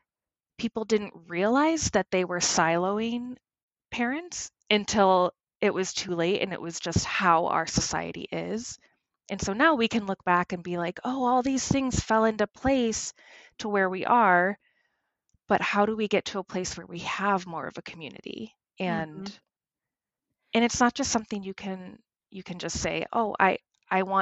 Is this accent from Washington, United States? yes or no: no; Oswego, New York, United States; also born or lived in Boston; now in Minneapolis, United States; I grew up in upstate New York, a town called Oswego, so closer to Canada than New York City.